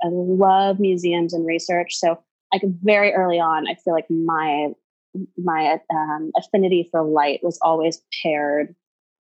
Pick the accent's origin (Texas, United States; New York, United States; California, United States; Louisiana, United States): Texas, United States; Houston; I grew up in Houston